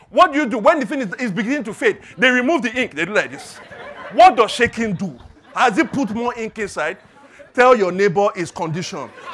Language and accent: English; Lagos, Nigeria; growing up in Lagos, growing up in Nigeria